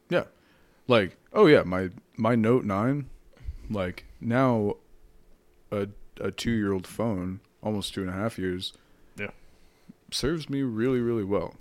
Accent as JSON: {"language": "English", "region": "Washington", "country": "United States", "tie": "born or raised there", "also_born_or_lived": "Palmdale, California", "said": "growing up in Washington State"}